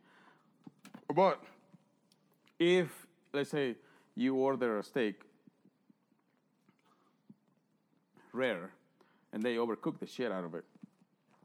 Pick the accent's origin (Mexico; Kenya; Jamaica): Mexico; now in United States; I'm from Mexico